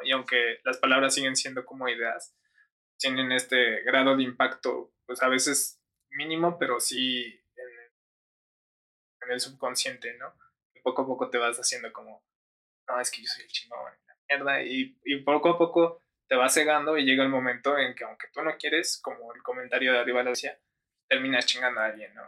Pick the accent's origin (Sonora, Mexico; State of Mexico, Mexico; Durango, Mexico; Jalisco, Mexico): State of Mexico, Mexico; San Mateo Zacatipa; yo que soy de San Mateo Zacatipa no tengo las mismas necesidades que las del centro de Toluca